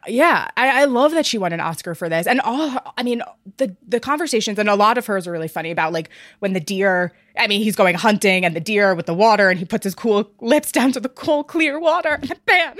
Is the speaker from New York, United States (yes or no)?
yes; New York, United States; I am from New York